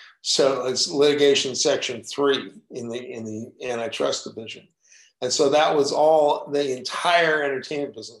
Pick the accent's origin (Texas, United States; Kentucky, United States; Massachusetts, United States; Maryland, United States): Texas, United States; I'm from Texas